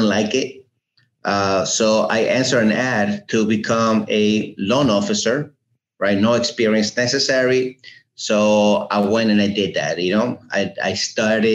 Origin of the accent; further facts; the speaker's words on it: Uruguay; also born or lived in New Jersey, United States; now in Fort Lauderdale, United States; Well, I was born in Uruguay. I came to America in 1980 and naturalized in 85.